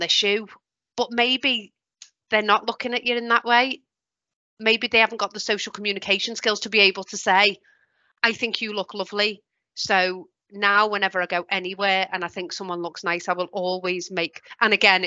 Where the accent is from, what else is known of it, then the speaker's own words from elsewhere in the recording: Merseyside, North West England, United Kingdom; I'm from Merseyside